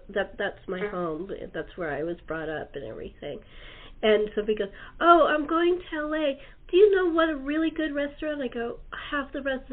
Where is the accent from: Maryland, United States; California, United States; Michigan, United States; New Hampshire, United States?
California, United States; Southern; Lived here I am a native, but I lived in other states, so I guess I should say most of my life